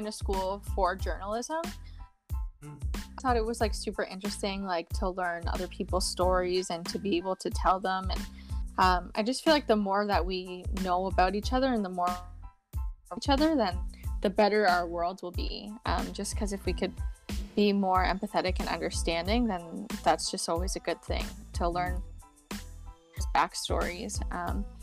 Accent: Toronto, Ontario, Canada; I'm from Canada, like in Toronto area.

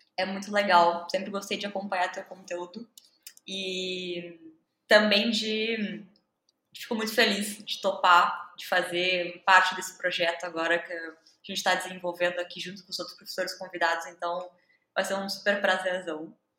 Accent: Brazil; first language Portuguese; Sou nativa de português, sou brasileira.

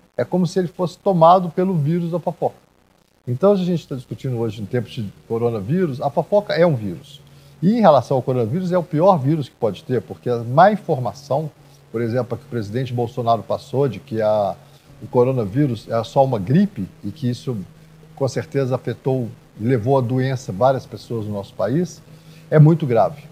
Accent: Minas Gerais, Brazil; Minas Gerais sempre foi um exemplo de civilidade, a gente sempre cuidou bem das pessoas idosas

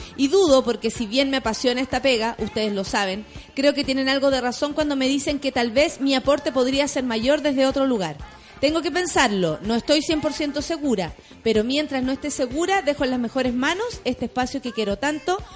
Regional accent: Santiago, Santiago Metropolitan Region, Chile; soy de Santiago

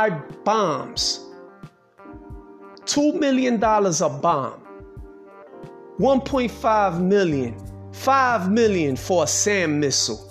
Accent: New York City, New York, United States; I'm a New Yorker. I was born in New York City

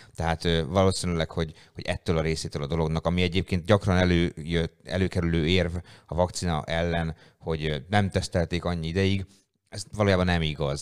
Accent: Hungary; magyar emberek vagyunk

